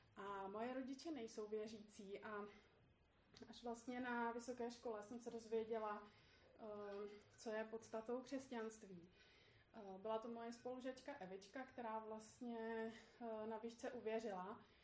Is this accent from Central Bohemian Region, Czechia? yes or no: yes; Poděbrady, Central Bohemian Region, Czechia; moved away as an adult; also born or lived in Australia; now in Prague, Czechia; v Poděbradech, odkud pocházím a kde jsou moje rodiče